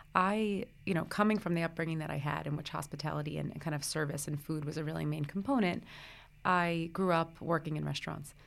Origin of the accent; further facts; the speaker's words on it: Brooklyn, New Jersey, United States; I grew up in the Brooklyn, New Jersey area. So I was born in Brooklyn. I went to school in New Jersey.